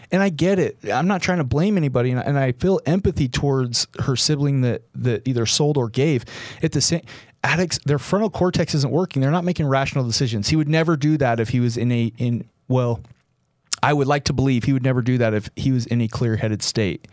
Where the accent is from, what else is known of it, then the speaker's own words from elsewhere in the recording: Utah, United States; my hometown, my home state